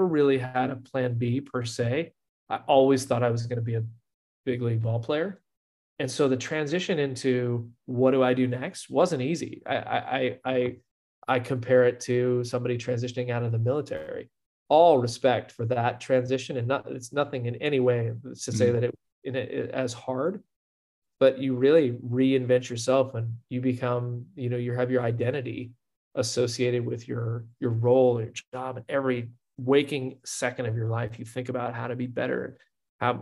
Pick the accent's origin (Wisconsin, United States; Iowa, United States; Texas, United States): Texas, United States; Houston; moved away as an adult; also born or lived in Austin, Texas / Stanford, California; where I grew up in Houston